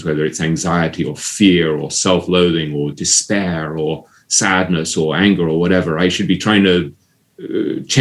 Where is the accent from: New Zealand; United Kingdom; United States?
United Kingdom; England; growing up in England